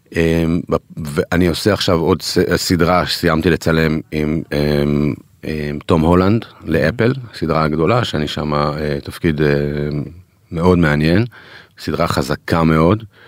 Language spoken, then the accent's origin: Hebrew; Israel; אנחנו ישראלים